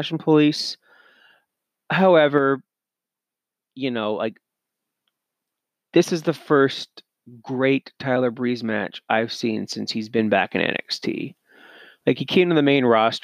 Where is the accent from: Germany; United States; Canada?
Canada; I'm Canadian